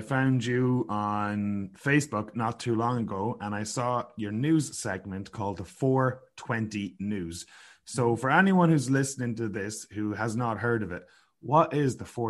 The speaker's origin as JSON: {"language": "English", "country": "Ireland", "said": "Well, we are both from Ireland."}